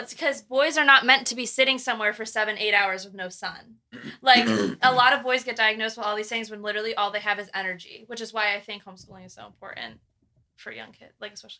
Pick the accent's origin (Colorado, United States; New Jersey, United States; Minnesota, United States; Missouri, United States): New Jersey, United States; moved away as an adult; now in Kentucky, United States